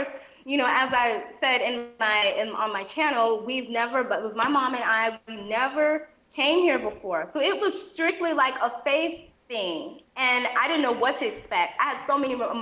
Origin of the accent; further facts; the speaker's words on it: Antelope Valley, California, United States; moved away as an adult; now in Ghana; I'm from California, so and I'm from a place called the Antelope Valley in California. That's like the high desert, Southern California.